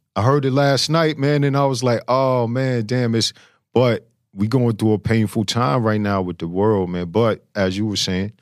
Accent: New York City, New York, United States; I'm from Flush and Queens

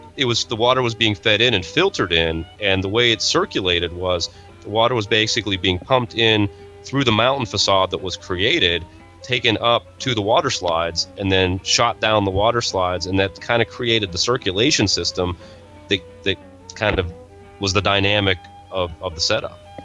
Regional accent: Northeast, United States; I was from the Northeast

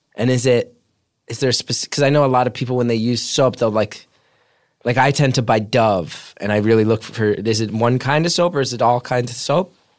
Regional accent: New Jersey, United States; I'm this guy from Jersey

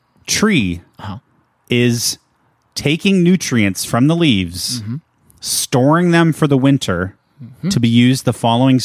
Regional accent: Pinehurst, North Carolina, United States; I grew up in the Sand Hills region of North Carolina.

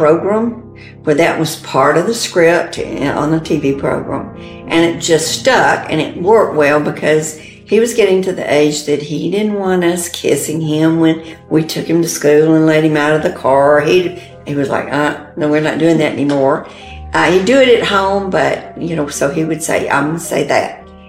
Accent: the South, United States; We're from the South, so we had grits.

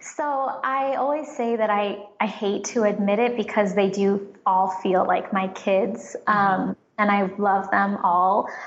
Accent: San Francisco, California, United States; I grew up in San Francisco

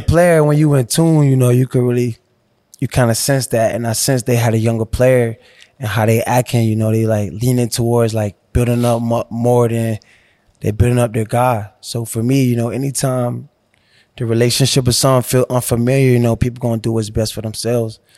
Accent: Miami, Florida, United States; moved away as an adult; growing up in Miami, Liberty City, you know, I had to bounce around

